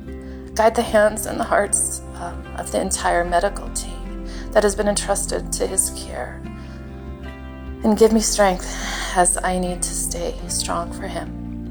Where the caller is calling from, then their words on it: Utah, United States; I'm calling from Utah.